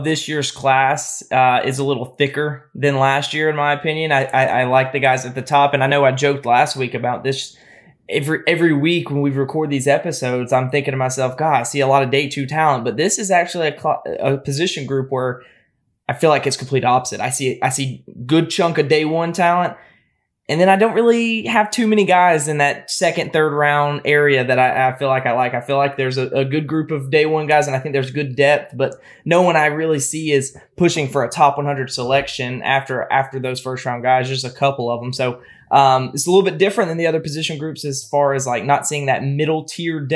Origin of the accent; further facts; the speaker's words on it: Atlanta, Georgia, United States; I'm from Atlanta, where it's real.